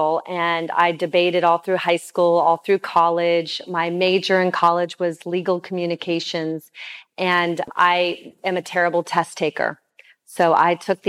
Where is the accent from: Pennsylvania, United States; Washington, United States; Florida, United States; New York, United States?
Florida, United States; Clearwater; I was born on Clearwater Beach in America